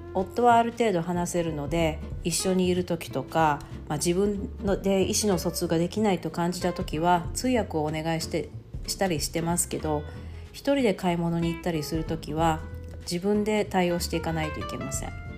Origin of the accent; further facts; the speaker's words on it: Okinawa, Japan; moved away as an adult; now in Guayaquil, Ecuador; 私は沖縄県出身ですが